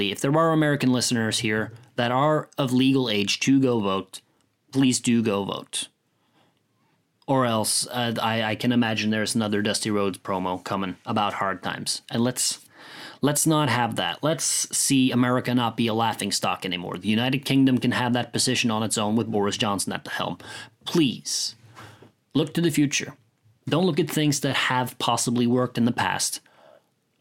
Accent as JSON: {"language": "English", "country": "Norway", "said": "I come from Norway, where Vikings and such are a prevalent part of our history"}